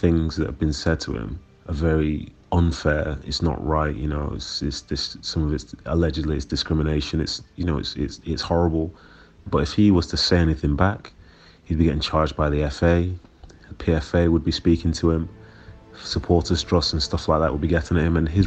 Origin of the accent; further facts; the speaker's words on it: Manchester, North West England, United Kingdom; also born or lived in Nigeria; being raised in Manchester in the 90s